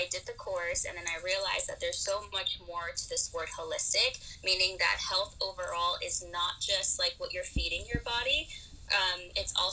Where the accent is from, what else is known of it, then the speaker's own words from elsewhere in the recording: Florida, United States; also born or lived in Peru; now in Colorado, United States; I was actually born in Peru, but I moved to the U.S. when I was very young. Lived in Florida most of my life, and now I am in Colorado